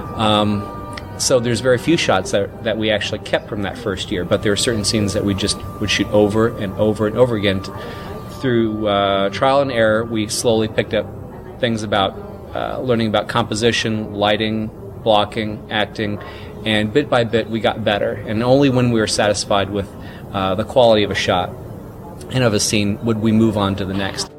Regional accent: Mississippi, United States; as a uh, 11 and 12 year old, respectively, growing up in Mississippi in the uh, 80s

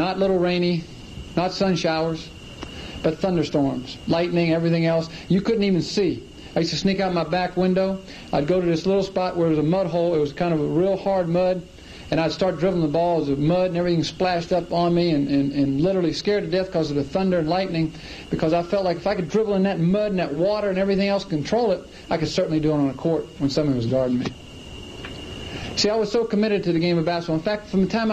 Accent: Clemson, South Carolina, United States; I grew up in Clemson, South Carolina

